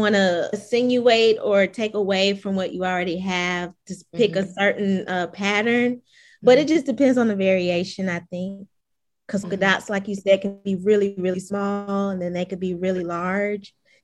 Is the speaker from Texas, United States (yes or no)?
no; Augusta, Georgia, United States; moved away as an adult; also born or lived in Atlanta, Georgia; now in Canton, United States; I'm a 29-year-old living currently in Canton, Georgia, but I'm from Augusta, Georgia